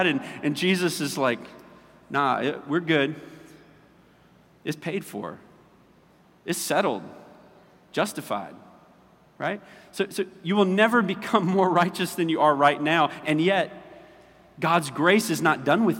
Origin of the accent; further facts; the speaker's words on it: Orangeburg, South Carolina, United States; We're from Orangeburg. We do fish fries